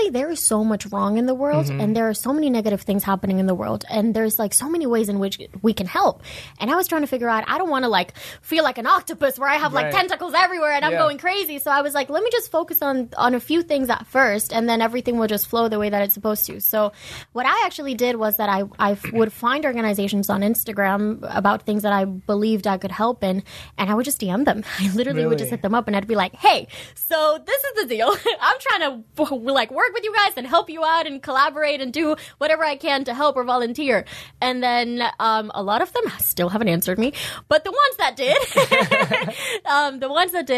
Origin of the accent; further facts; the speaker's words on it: Dominican Republic; moved away; I was born and raised in Dominican Republic, but I still consider myself half Dominican, half Venezuelan